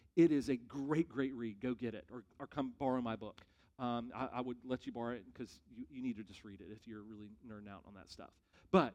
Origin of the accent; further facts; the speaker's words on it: United States; as American Christians